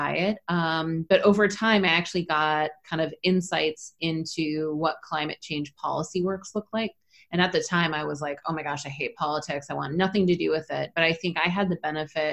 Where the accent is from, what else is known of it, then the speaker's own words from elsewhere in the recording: Minnesota, United States; I grew up in Minnesota, so I'm a northern lady